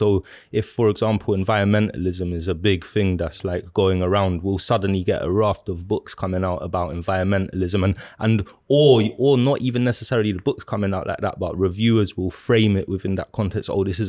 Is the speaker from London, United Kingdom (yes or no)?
yes; South Kilburn, London, United Kingdom; growing up in South Kilburn, and like I lived in South Kilburn for you know, about 17, almost 18 years and that.